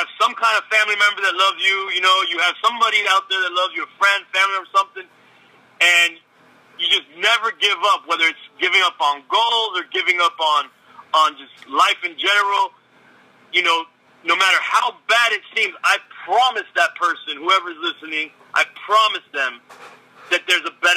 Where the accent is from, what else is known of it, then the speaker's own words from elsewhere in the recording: Miami, Florida, United States; also born or lived in Los Angeles, California; I'm Cuban from Miami, you know, via L.A. I was born in L.A., but in Miami